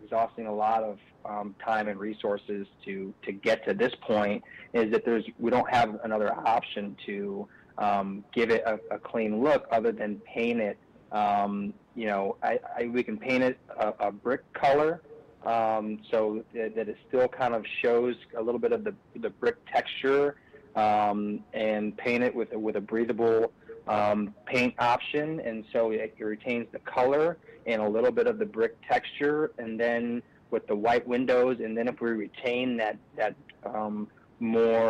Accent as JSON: {"language": "English", "town": "Kalamazoo", "region": "Michigan", "country": "United States", "moved": "yes", "said": "I'm from the Kalamazoo area"}